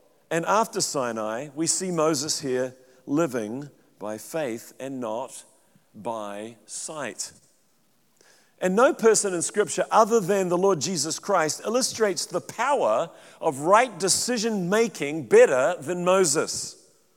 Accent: New Zealand; moved away as an adult; also born or lived in Central California; now in United States; I'm a Kiwi

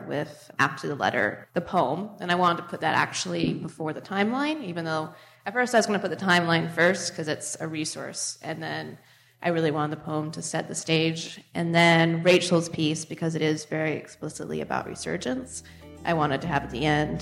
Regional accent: United States; I grew up quite near the Columbia River

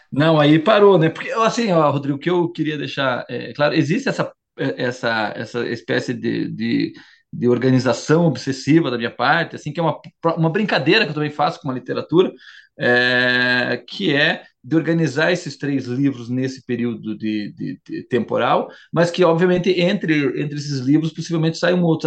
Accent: Curitiba, Paraná, Brazil; also born or lived in Santa Catarina; eu falo sempre do sul, que é, ó, ó, onde eu me criei, não é Santa Catarina, migrei pro su, pra, pra, pra Curitiba, pra, pro Paraná, muito criança

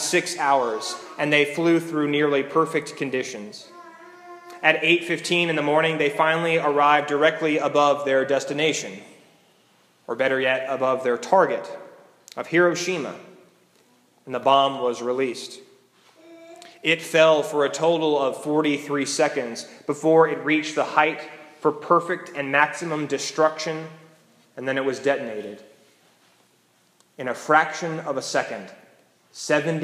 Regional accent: United States; We as American Christians

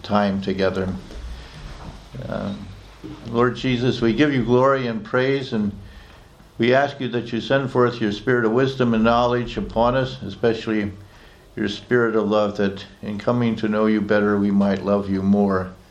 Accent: United States; moved away as an adult; also born or lived in Oxford, England; not simply as an American citizen, but as one of you. I'm also a British citizen

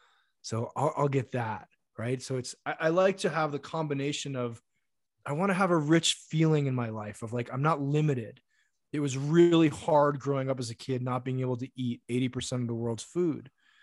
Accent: Japan; English is a second language; I eat a lot of rice because I grew up in Japan.

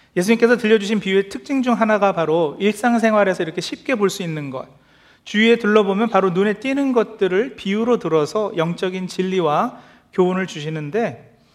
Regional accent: South Korea; moved away; 특히 한국에서 어렸을 때의 추억을

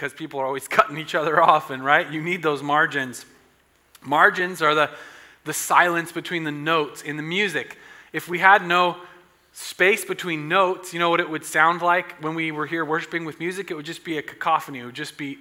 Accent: Southern Oregon, United States; I'm from Southern Oregon

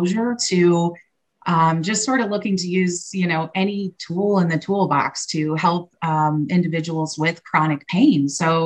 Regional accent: Fort Wayne, Indiana, United States; here in my hometown, Fort Wayne, Indiana

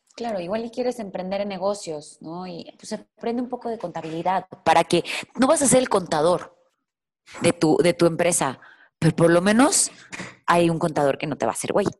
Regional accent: Mexico; soy mexicana

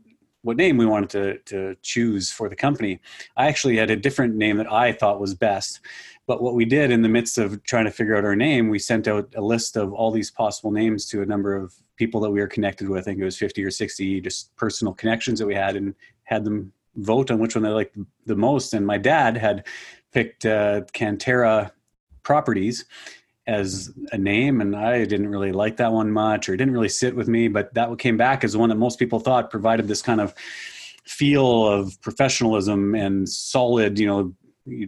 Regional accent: Winnipeg, Manitoba, Canada; I am from the Winnipeg, Manitoba, Canada area. So a prairie boy born and raised out in this area.

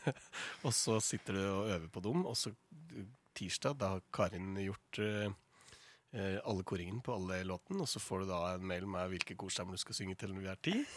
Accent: Toten, Innlandet, Norway; moved away; i fjor så flytta jeg ut fra Stabburet på Toten, der mor og far hadde, hadde gården der jeg vokste opp

